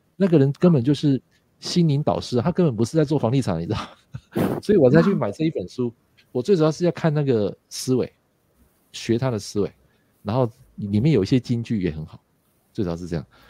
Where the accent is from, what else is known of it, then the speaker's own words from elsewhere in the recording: Taiwan; 他们的呃想法跟我们台湾人还是有点不太一样的啊